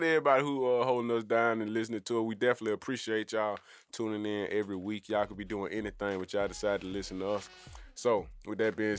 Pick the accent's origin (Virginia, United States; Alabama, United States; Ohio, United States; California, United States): Alabama, United States; Birmingham; But y'all already know who it is and what it is. … from Birmingham.